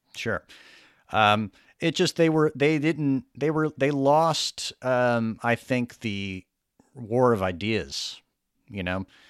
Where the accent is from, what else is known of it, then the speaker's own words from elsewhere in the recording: the South, United States; I grew up in the South